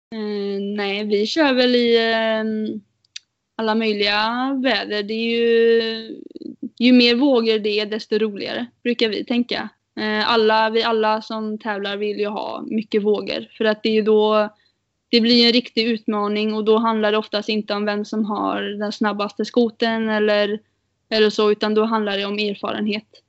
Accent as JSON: {"language": "Swedish", "country": "Sweden", "said": "vi är fyra tjejer från eh, Sverige som kör"}